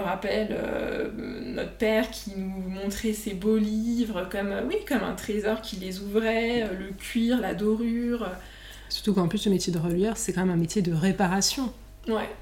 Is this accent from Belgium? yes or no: no; Annecy, Auvergne-Rhône-Alpes, France; also born or lived in Lyon; je suis rentrée chez moi à Annecy